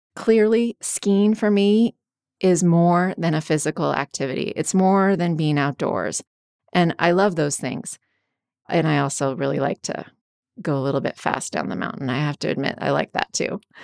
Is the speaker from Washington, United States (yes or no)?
yes; Washington, United States; when I was a kid growing up in Washington State